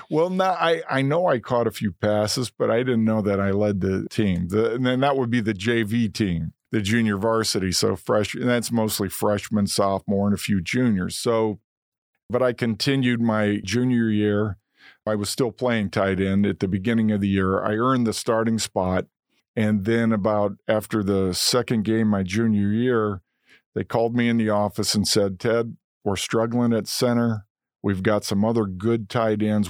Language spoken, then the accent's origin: English; Momence, Illinois, United States; also born or lived in Indiana; grew up in a romance, great town, great people